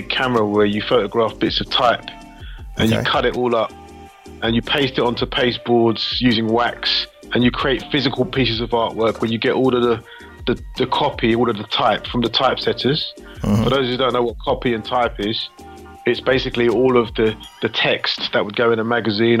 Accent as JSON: {"language": "English", "region": "London", "country": "United Kingdom", "tie": "born or raised there", "said": "I'm born and raised in East London"}